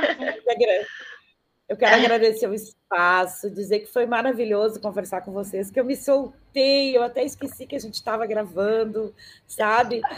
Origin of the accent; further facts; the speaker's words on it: Brazil; sou brasileira